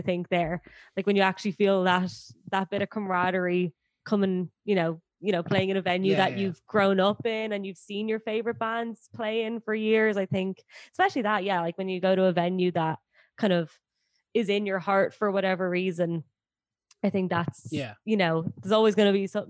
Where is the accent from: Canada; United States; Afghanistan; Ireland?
Ireland; As Irish people